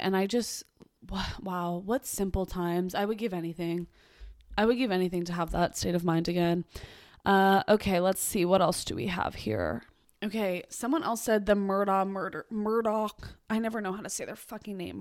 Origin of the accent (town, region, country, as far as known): Boston, Massachusetts, United States; born or raised there